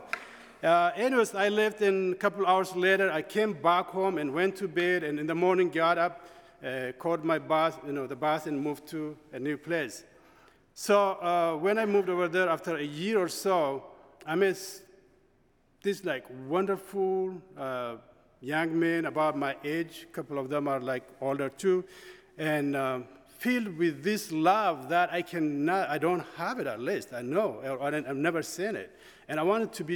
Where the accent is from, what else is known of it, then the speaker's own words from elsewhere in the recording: Ethiopia; moved away as an adult; I'm from Ethiopia, and I grew up in Ethiopia, born and raised